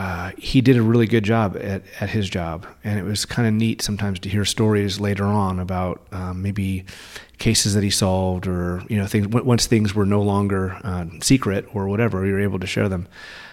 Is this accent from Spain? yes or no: yes; Spain; born there; And I was born in Spain. My dad was working at a Navy base over there. And we moved around a lot.